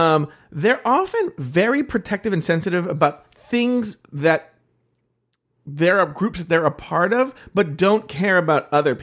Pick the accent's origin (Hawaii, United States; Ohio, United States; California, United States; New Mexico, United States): California, United States; I'm from the Bay Area